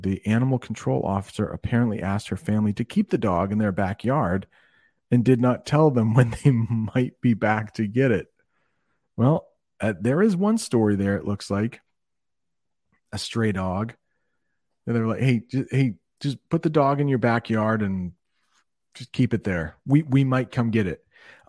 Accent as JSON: {"language": "English", "country": "Thailand", "said": "I teach at Brent. I'm from Thailand."}